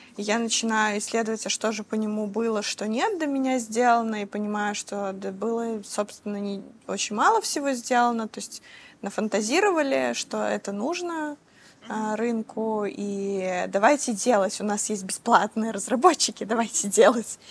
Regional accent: Belarus; я из Беларуси

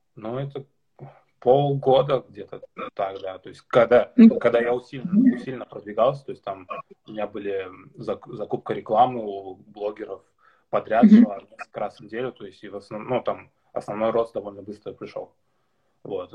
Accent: Karabash, Tatarstan, Russia; born or raised there; moved away as an adult; also born or lived in Kazan, Russia; now in Denmark

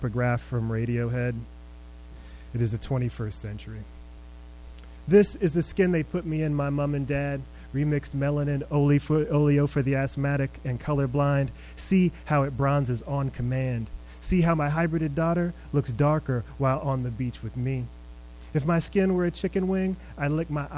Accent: Indianapolis, Indiana, United States; also born or lived in Nuremberg, Germany; I grew up in Indianapolis

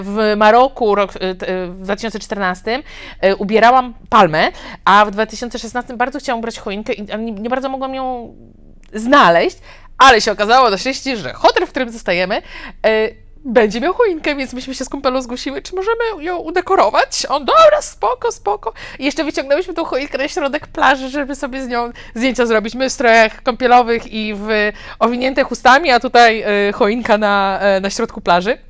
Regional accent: Poland; moved away as an adult; also born or lived in China / Thailand / Mexico

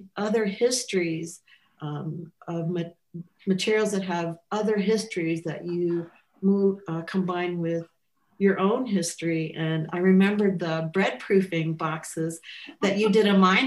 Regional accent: Midwest, United States; being a Midwesterner

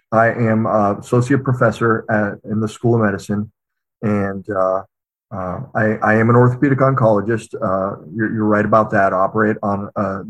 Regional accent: Pittsburgh, Pennsylvania, United States; I'm actually from Pittsburgh. It's I'm very boring in that regard. Born and raised here

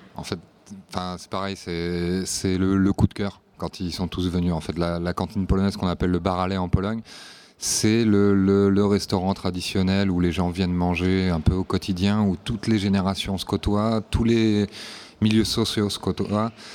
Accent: Nantes, Pays de la Loire, France; moved away as an adult; now in Warsaw, Poland; moi je suis originaire de Nantes, mais ça fait 8 ans maintenant que j'habite à Varsovie.

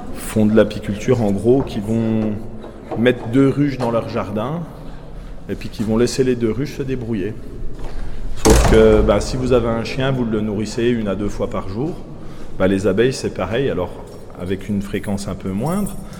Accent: Doubs, Bourgogne-Franche-Comté, France; Je suis pas du Jura, moi, je suis du Doubs. je suis d'un des derniers villages euh, du Doubs euh, sur la frontière du Jura

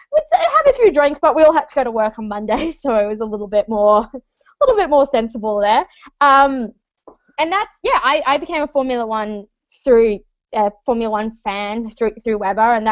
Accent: Australia; moved away as an adult; now in Toronto, Canada; I am Australian, but I call Toronto, Canada home

